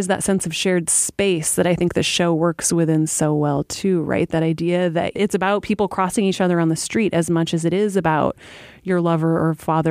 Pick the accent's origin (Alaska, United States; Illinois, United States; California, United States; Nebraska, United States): Alaska, United States; moved away; I grew up in Alaska and I moved here